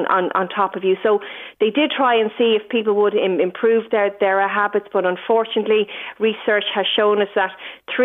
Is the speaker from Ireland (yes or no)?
yes; Celbridge, Leinster, Ireland; when I was growing up in Selbridge in Kildare in the 80s